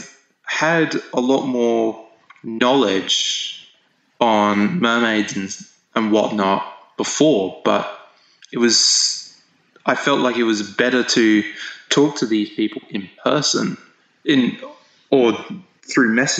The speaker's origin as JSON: {"language": "English", "town": "Hervey Bay", "region": "Queensland", "country": "Australia", "tie": "born or raised there", "moved": "as an adult", "lives_now": "Brisbane, Australia", "said": "back up to my hometown, which is Hervey Bay"}